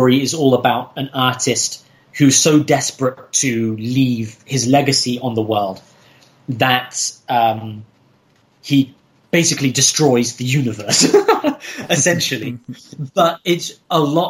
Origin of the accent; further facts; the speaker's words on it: Somerset, South West England, United Kingdom; moved away as an adult; also born or lived in China / Hong Kong; now in Moscow, Russia; I grew up in Somerset